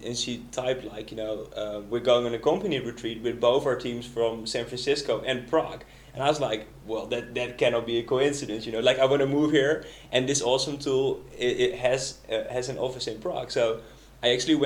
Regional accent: Netherlands; moved away as an adult; I'm originally from the Netherlands

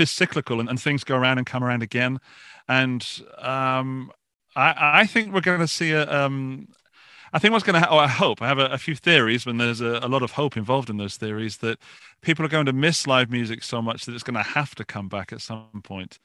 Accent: Forest of Dean, Gloucestershire, South West England, United Kingdom; accent: British; moved away as an adult; now in Austria; I come from a small, small village in the southwest of Gloucestershire in a place called the Forest of Dean

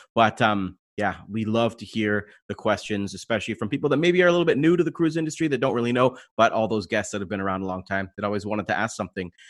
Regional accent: London, Ontario, Canada; I'm from London

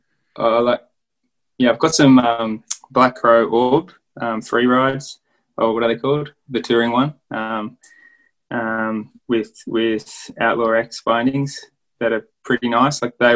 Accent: Queanbeyan, New South Wales, Australia; also born or lived in Canberra; in my hometown of Queanbeyan

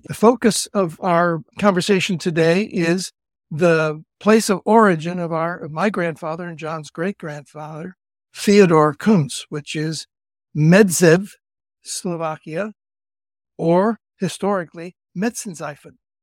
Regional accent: Cleveland, Ohio, United States; moved away as an adult; also born or lived in Idaho / Cali, Colombia / Berkeley, California; now in California, United States; I'm from Cleveland originally and went out west in the nineteen sixties as a Catholic priest

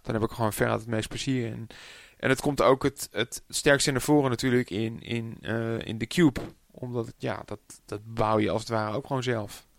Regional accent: Amsterdam, North Holland, Netherlands; also born or lived in Purmerend; ik ben eigenlijk eh, opgegroeid in, in, geboren in Amsterdam. Maar ik heb nog een tijdje in Purmerend gewoond.

